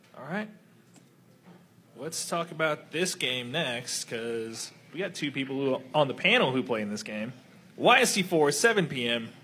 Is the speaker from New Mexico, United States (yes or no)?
yes; New Mexico, United States; the three three of us are from New Mexico